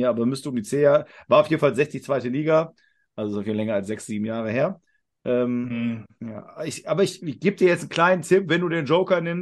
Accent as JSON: {"language": "German", "town": "Augsburg", "region": "Bavaria", "country": "Germany", "said": "Also, wir kommen aus Augsburg und gehen jetzt in Städte, die in der Nähe liegen."}